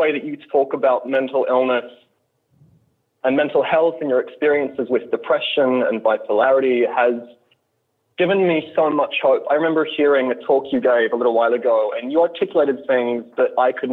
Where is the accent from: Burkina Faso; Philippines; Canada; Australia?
Australia; also born or lived in Deep South, United States; now in United States; I'm from the United States. I'm from Australia originally.